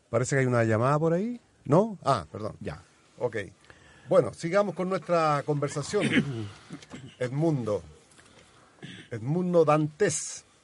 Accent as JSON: {"language": "Spanish", "country": "Chile", "tie": "born or raised there", "said": "yo nací en Chile"}